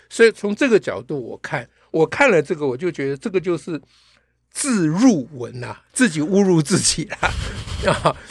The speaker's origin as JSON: {"language": "Chinese", "country": "Taiwan", "tie": "born or raised there", "said": "我们在台湾共同的成长背景都是学悔过书长大的"}